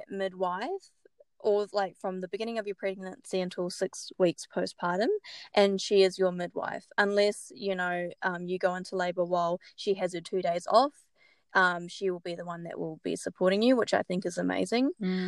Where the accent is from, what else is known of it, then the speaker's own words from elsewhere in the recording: New Zealand; moved away as an adult; now in Brisbane, Australia; I'm from New Zealand, but grew up all over the world. So I'm a bit of everything. We moved to Brisbane about 1.5 years ago, and it's been so good.